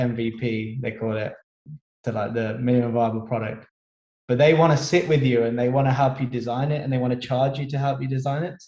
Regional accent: Birmingham, West Midlands, United Kingdom; moved away as an adult; now in London, United Kingdom; I'm actually from Birmingham originally.

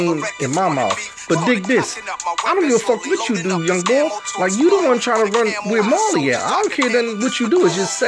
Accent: New York, United States; moved away; back in my hometown. Like, I was born in New York.

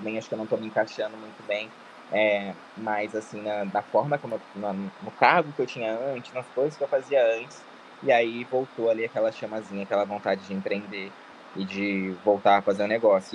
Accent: Itapeva, São Paulo, Brazil; moved away; Eu sou do interior de São Paulo, tá? Eu sou uma cidade chamada Itapeva

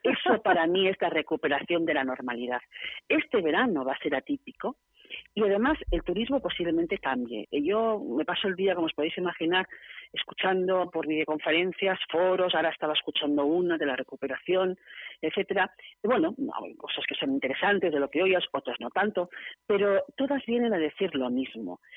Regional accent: Barcelona, Catalonia, Spain; moved away as an adult; now in San Sebastián, Spain; Yo soy de Barcelona, me vine aquí hace 25 años.

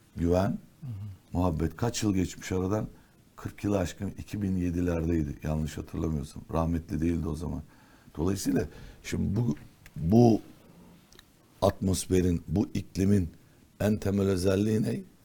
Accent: Istanbul, Turkey; also born or lived in Ankara / Erzincan / Diyarbakır; Erzincan, Diyarbakır, Ankara doğumluyum ben aslen. İhtilal sonrası önce Ankara sonra bir Erzincan dönemi var. Erzincan'dan sonraki de Diyarbakır. Diyarbakır'dan sonra işte 54-55 yıllık İstanbulluyuz.

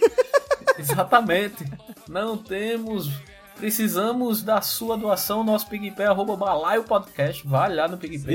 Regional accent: Campina Grande, Paraíba, Brazil; falando da minha terrinha maravilhosa Campina Grande

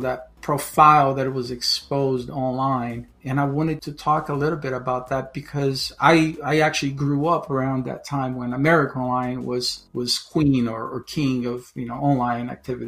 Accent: Brazil; also born or lived in northern New Jersey, United States; now in Chapel Hill, United States; I currently live in Chapel Hill, in North Carolina, by way of northern New Jersey, by way of Brazil, where I was born. So I have a dual citizenship. I'm Brazilian American, and I moved to the United States back in 1991

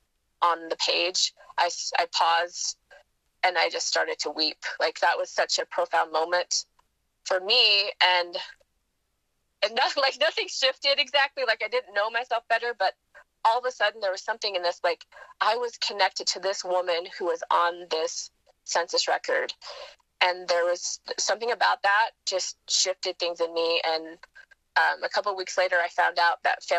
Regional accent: Wisconsin, United States; growing up in Wisconsin, near my mom's family

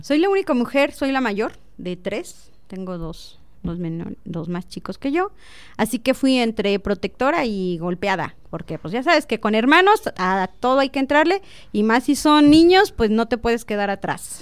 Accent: Zitácuaro, Michoacán, Mexico; now in Celaya, Mexico; yo nací en Zitácuaro, Michoacán

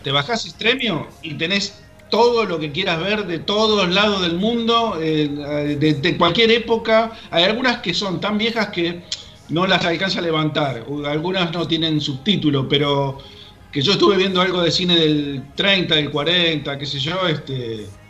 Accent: Argentina; somos los, los argentinos

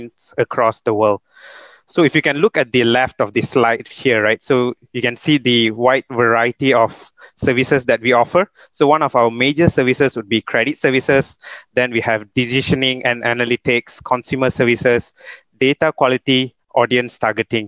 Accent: Subang Jaya, Selangor, Malaysia; also born or lived in Perak; So I was born in Perak, but raised in Sunway.

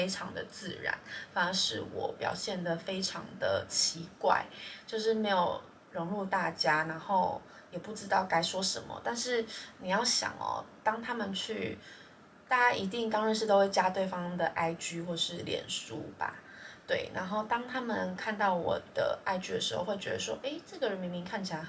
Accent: Taiwan; 然后我台湾人，

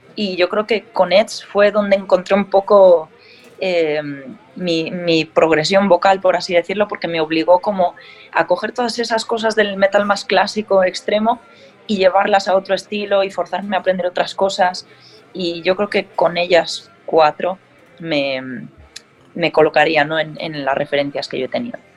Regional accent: Galicia, Spain; como buena gallega que soy

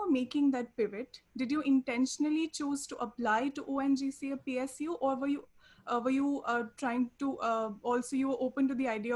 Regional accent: Jammu, Jammu and Kashmir, India; I'm from Jammu as well

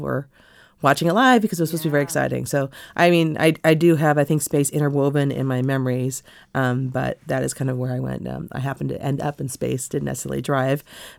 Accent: Los Angeles, California, United States; now in Washington, D.C., United States; I grew up in L.A.

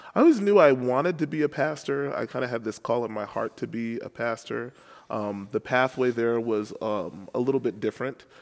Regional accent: New York City, New York, United States; moved away as an adult; also born or lived in Chicago; now in St. Louis, United States; I'm originally from New York City, um, and I was born and raised there

